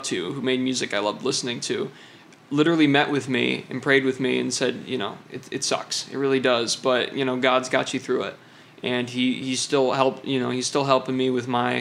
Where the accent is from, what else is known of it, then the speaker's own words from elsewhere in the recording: Hastings, Michigan, United States; moved away; because my dad is a minister, I have moved around quite a bit. Not as, you know, probably about as much as most people, but I grew up in Hastings, Michigan